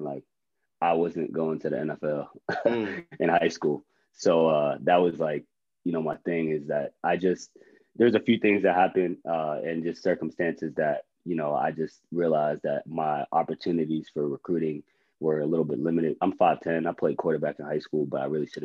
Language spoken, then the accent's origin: English; Johnstown, Pennsylvania, United States; moved away as an adult; I'm from Johnstown, Pennsylvania, born and raised.